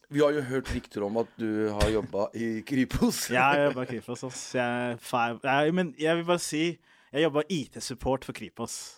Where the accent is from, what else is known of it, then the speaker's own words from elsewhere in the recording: Somalia; Er det fordi jeg er somalier, eller?